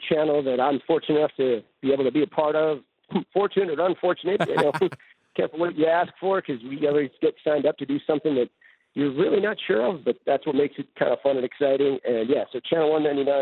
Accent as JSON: {"language": "English", "town": "Salt Lake City", "region": "Utah", "country": "United States", "said": "I'm from Salt Lake City, where driving in snow and ice is pretty common"}